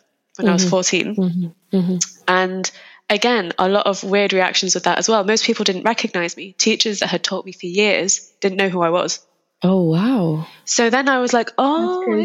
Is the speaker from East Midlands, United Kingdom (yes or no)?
yes; Lincolnshire, East Midlands, United Kingdom; I was born and raised in Lincolnshire